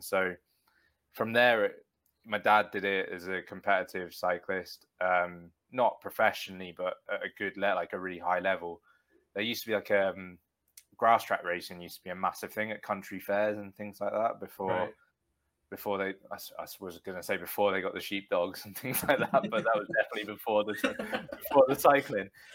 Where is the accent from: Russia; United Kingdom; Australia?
United Kingdom; Bedfordshire, East of England; Stotfold, which is near where I grew up in Bedfordshire